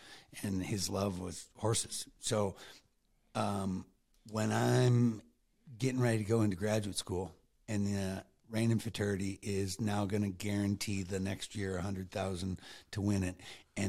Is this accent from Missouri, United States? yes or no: no; New York, United States; And we grew up in Western New York, and Jody in Wisconsin, so we knew what cold was.